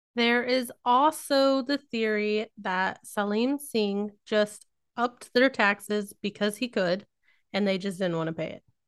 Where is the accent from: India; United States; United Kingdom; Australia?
United States; Missouri; accent: rednecky; I grew up in Missouri, so it does come out at times